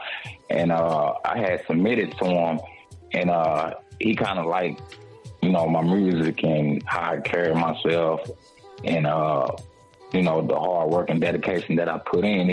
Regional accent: Temple, Texas, United States; I'm from Temple, Texas.

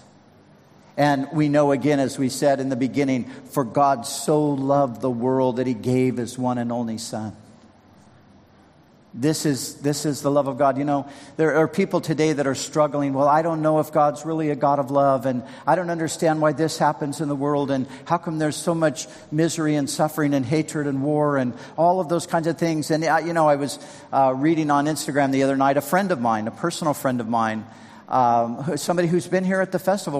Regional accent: Southern California, United States; I grew up surfing in Southern California

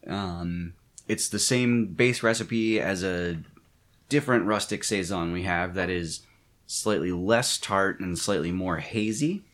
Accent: Maryland, United States; moved away; also born or lived in Pennsylvania; I'm originally from Maryland

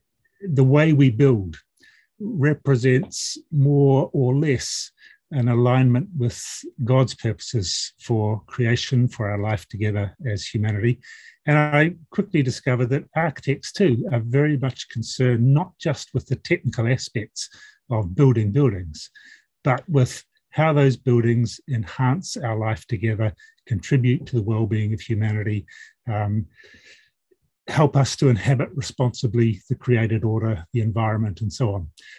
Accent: Malaysia; So I did part of my growing up in Malaysia, where I was a child of missionary parents.

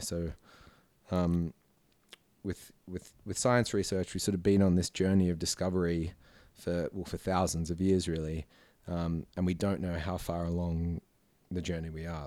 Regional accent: Blue Mountains, New South Wales, Australia; also born or lived in Sydney; I sort of did did most of my growing up as a kid out in the Blue Mountains

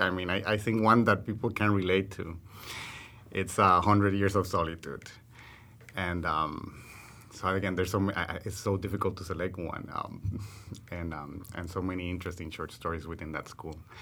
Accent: Puerto Rico; moved away; also born or lived in Amazon; my Puerto Rican reality

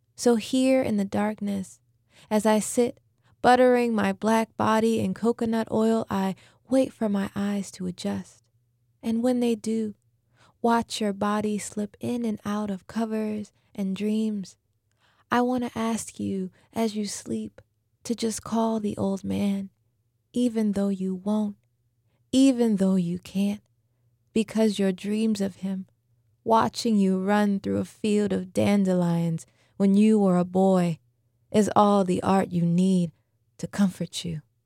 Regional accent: New Orleans, Louisiana, United States; I was born and raised here in New Orleans.

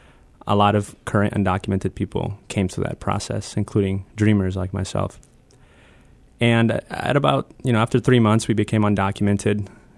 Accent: Wauseon, Ohio, United States; I moved to Northwest Ohio, a little town called Wauseon, which is outside of Toledo. It's a suburban rural town. White working class town. And I moved there in 2001.

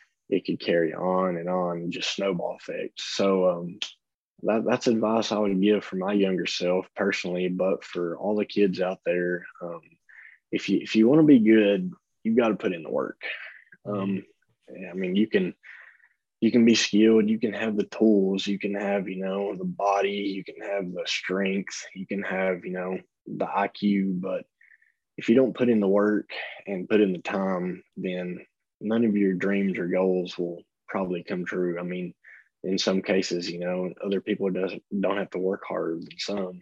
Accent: Tennessee, United States; I'm from Tennessee, and I've went to both of those stadiums to, you know, watch games as a little kid

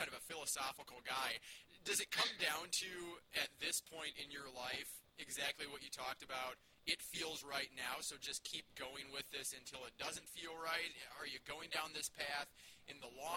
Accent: Minneapolis, Minnesota, United States; born and raised in Minneapolis

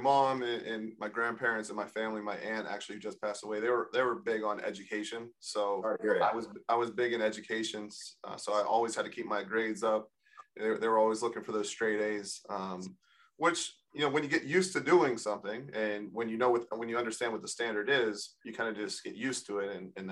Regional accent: Monroeville, Pennsylvania, United States; I grew up in Monroeville, Pennsylvania, which is a suburb about 15 minutes outside of Pittsburgh

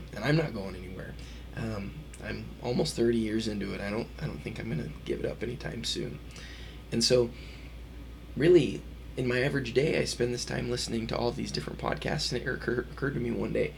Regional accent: Utah, United States; I'm from Utah

